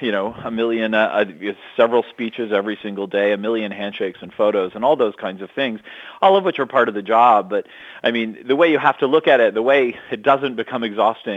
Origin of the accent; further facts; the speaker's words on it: Massachusetts, United States; Ted Kennedy, and who was my home state senator